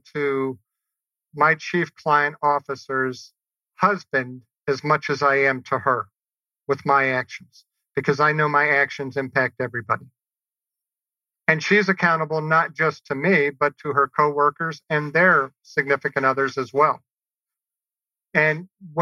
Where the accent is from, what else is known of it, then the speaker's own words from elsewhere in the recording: New Orleans, Louisiana, United States; growing up in New Orleans.